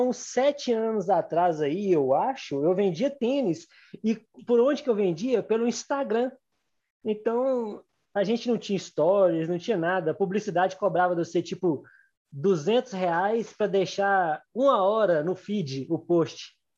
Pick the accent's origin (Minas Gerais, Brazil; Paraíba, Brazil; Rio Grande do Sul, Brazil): Minas Gerais, Brazil; Gouveia; also born or lived in Belo Horizonte; Sou do interior de Minas, né, de Gouveia, nasci aqui